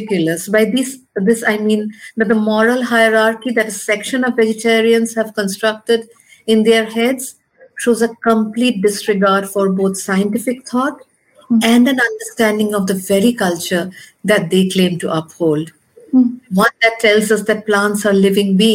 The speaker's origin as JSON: {"language": "English", "country": "India"}